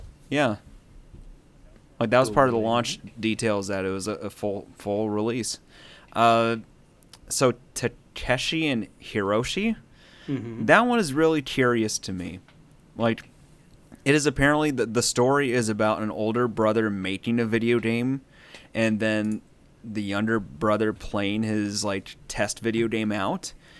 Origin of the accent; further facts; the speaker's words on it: United States; We're American.